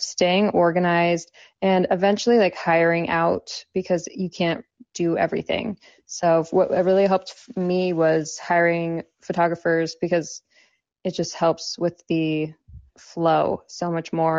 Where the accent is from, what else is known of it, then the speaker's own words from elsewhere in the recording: Southern California, United States; moved away; also born or lived in New York / Miami; I grew up in Southern California and then I lived in New York for a little